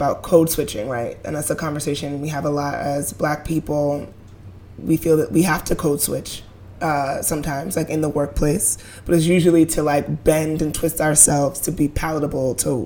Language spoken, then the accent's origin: English; New York City, New York, United States; as Black people from Brooklyn